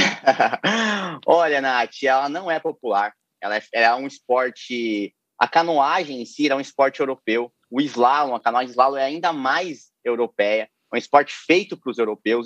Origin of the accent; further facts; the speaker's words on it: Piraju, São Paulo, Brazil; accent: caipira; moved away as an adult; also born or lived in Ipauçu / Foz do Iguaçu; now in Rio de Janeiro, Brazil; eu nasci em Ipauçu e me mudei muito muito cedo para Piraju